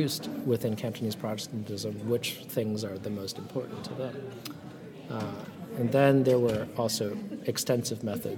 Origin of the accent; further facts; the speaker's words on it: Vancouver, British Columbia, Canada; also born or lived in San Francisco, United States; And so I thought, okay, well, I'm from Vancouver and San Francisco.